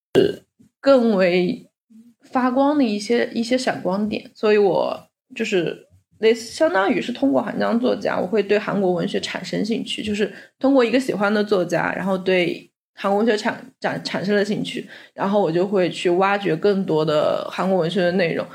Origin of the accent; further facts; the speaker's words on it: China; 我身在中国